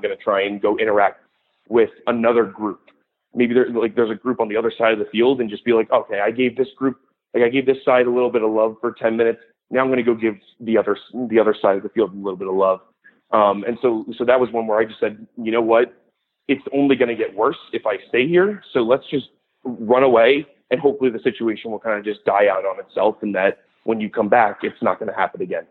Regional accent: New Jersey, United States; moved away as an adult; I'm originally from New Jersey, and so I did a lot of mascot work there

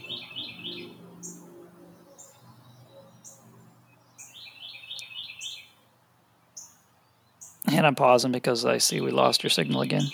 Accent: Western New York, United States; also born or lived in Buffalo; now in Tennessee, United States; I was born in Buffalo. We moved around. We spent some time in Tennessee. We went back to New York. So all of us were mostly raised in Western New York.

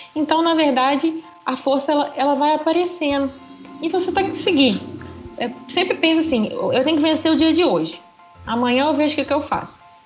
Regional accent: Muriaé, Minas Gerais, Brazil; eu sou aqui de Muriaé mesmo, nascida e criada em Muriaé

